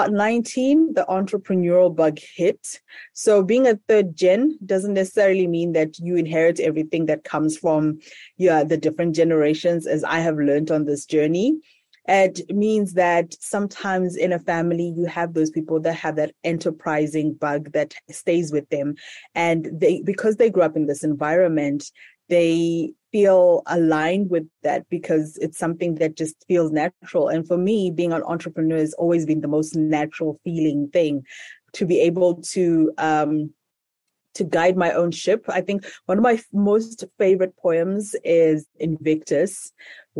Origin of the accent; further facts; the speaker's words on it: Zimbabwe; So I'm currently in Zimbabwe, which is my home country, and in the capital, Harare